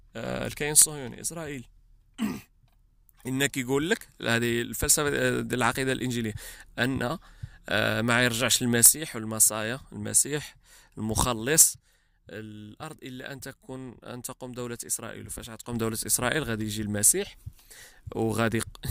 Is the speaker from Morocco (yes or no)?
yes; Morocco; now in United States; احنا مغاربه مي معظم المغاربه كيهتموا بالشان المغربي وحتى حنا المغاربه كيهمنا الشان المغربي مي الا كنا عايشين هنا في, في ميريكان